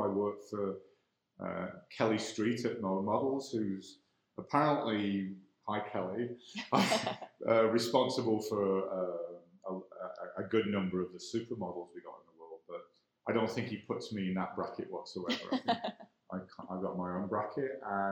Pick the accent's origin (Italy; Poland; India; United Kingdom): United Kingdom; England; moved away as an adult; also born or lived in Ireland / White Rock, Canada; now in Calgary, Canada; I am born in Ireland, raised in England. So I'm clearly, from my accent, not a native Calgarian